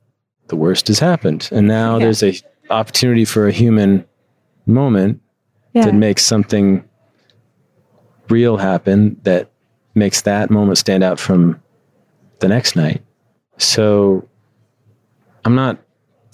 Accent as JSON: {"language": "English", "town": "Chicago", "region": "Illinois", "country": "United States", "tie": "born or raised there", "also_born_or_lived": "Midwest", "moved": "as an adult", "lives_now": "Los Angeles, United States", "said": "I would come back to what was supposed to be my hometown."}